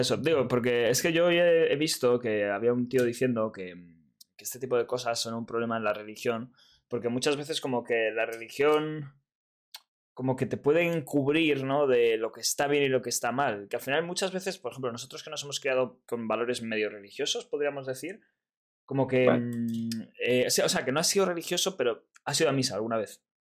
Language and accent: Spanish; Madrid, Community of Madrid, Spain; los de Madrid